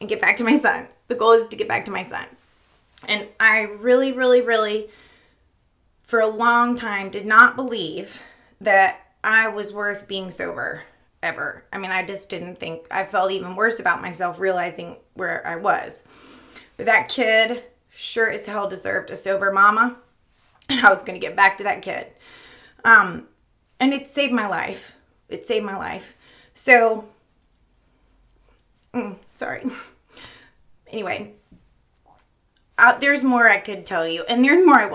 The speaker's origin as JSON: {"language": "English", "region": "Florida", "country": "United States", "tie": "born or raised there", "moved": "as an adult", "lives_now": "Richmond, United States", "said": "We moved to Richmond about 10 years ago. I'm from Florida"}